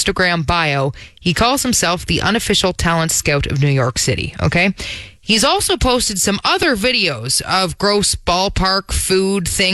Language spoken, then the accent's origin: English; Toronto, Ontario, Canada; if you're from Toronto, like I am, you know that you don't say that second T.